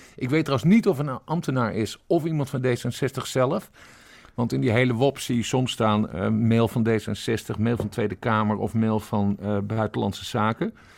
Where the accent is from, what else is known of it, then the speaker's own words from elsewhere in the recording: Friesland, Netherlands; Ik ben geboren en getogen Fries. Ik kom uit de Woorden. Ik ben een Wardpiek.